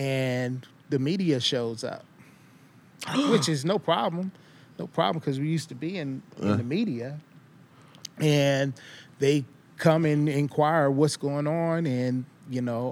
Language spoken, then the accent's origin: English; Los Angeles, California, United States; also born or lived in Falls Church, Virginia; now in Oregon, United States; growing up in Watts